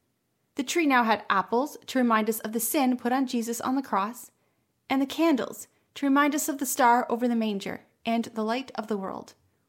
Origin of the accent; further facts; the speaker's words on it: Canada; As a Canadian